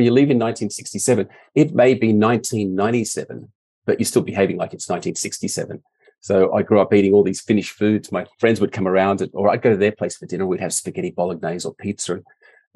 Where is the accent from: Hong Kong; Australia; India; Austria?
Australia; Melbourne, Victoria; also born or lived in Helsinki, Finland; My family decided to emigrate to Australia when I was 4 years old. So my first memories are actually getting out of the aeroplane in Melbourne.